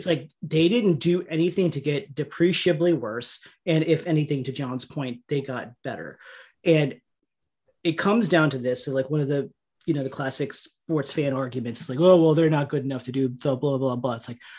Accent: India; And I can say that because I'm Indian

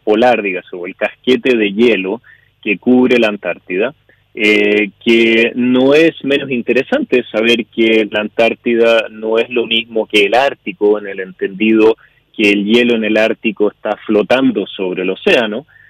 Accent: Chile; now in Canada; soy chileno, yo vivo en Canadá hace ya muchos años

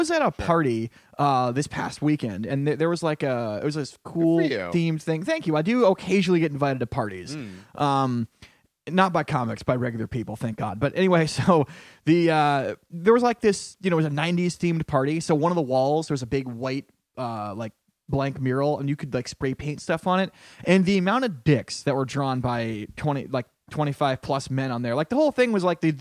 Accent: Connecticut, United States; I'm from Connecticut

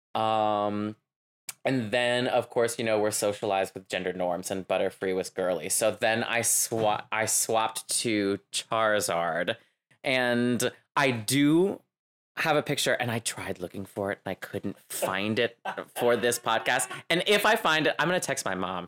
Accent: Louisiana, United States; I'm Cajun. I'm from Louisiana

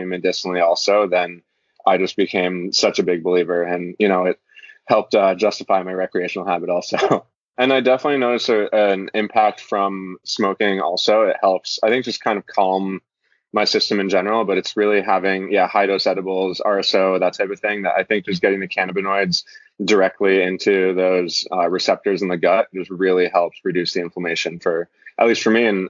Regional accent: Florida, United States; moved away as an adult; also born or lived in Norway / California; now in Hawaii, United States; I moved from Norway to Florida when I was a kid and lived there until I went to college

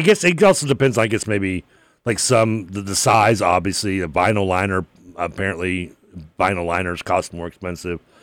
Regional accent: Louisville, Kentucky, United States; also born or lived in Bowling Green, Kentucky; I grew up going to, like, you know, when I lived in Bendigo Plantation, I'd go to the pool

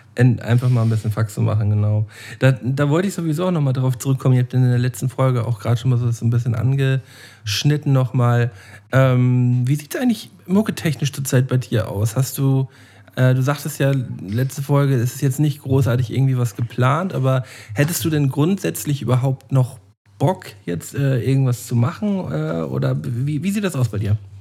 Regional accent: Germany; als echter Deutscher

